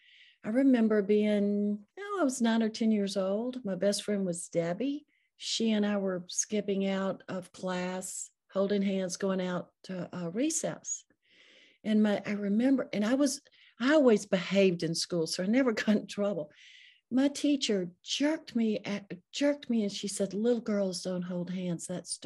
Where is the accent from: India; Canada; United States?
United States; the South; I was raised in the South. I'm almost 70 years old. So during the Jim Crow era, you know, just a lot of changes.